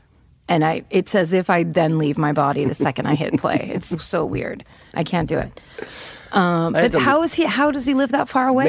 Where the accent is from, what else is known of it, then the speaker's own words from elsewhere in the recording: Petaluma, California, United States; moved away; also born or lived in San Francisco; In my hometown, that was built, that used to be the egg capital of the world.